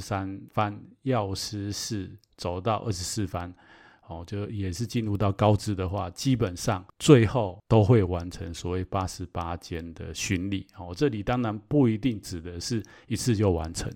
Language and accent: Chinese; Taiwan; 我自己在台湾长大